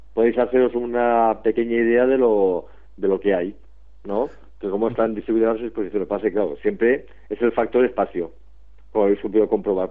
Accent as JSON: {"language": "Spanish", "town": "Barcelona", "region": "Catalonia", "country": "Spain", "said": "aquí, desde mi pueblo, Barcelona"}